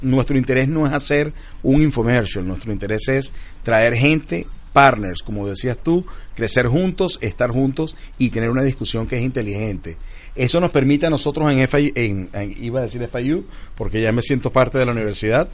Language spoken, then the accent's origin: Spanish; Venezuela; nuestros venezolanos